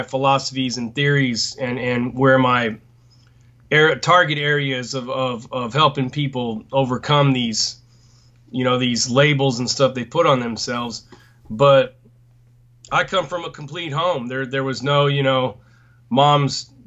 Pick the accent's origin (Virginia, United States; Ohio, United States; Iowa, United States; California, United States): California, United States; Los Angeles; also born or lived in North Orange County; I was born and raised in Southeast Los Angeles